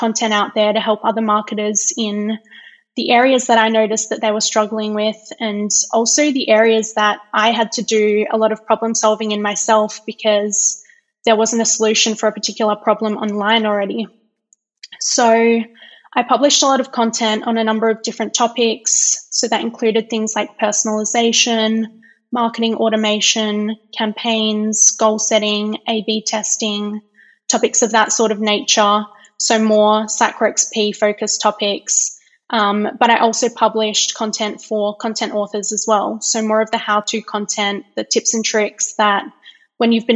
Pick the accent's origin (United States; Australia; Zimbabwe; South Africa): Australia; Perth, Western Australia; moved away as an adult; now in Calgary, Canada; I'm originally from Perth in Western Australia, but I've been living in Calgary in Alberta, Canada for the past 2 years.